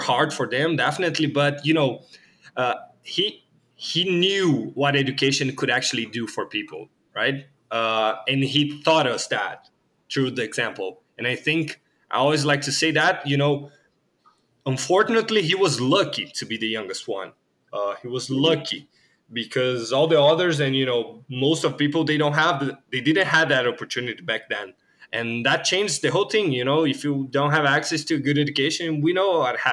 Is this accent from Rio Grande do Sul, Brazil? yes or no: no; Rio de Janeiro, Brazil; English is a second language; moved away; also born or lived in Sao Paulo; I was born in Rio de Janeiro, in a really low income place there.